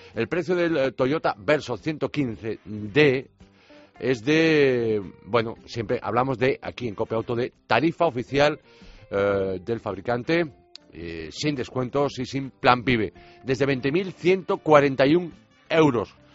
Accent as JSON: {"language": "Spanish", "town": "Vigo", "region": "Galicia", "country": "Spain", "said": "Campeonato de España de rallies de asfalto en mi tierra"}